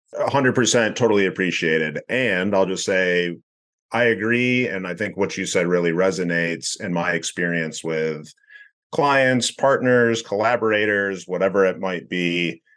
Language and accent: English; West Michigan, United States; born and raised in West Michigan